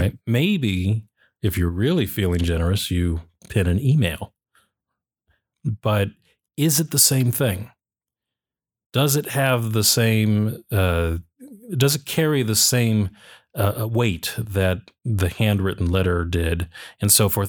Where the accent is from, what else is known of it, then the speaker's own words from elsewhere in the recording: United States; I'll speak as an American